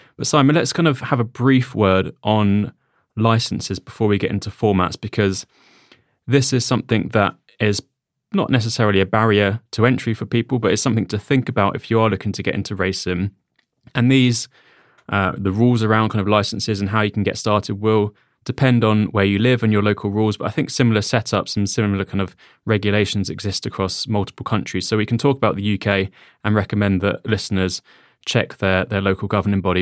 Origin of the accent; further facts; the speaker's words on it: United Kingdom; we are British.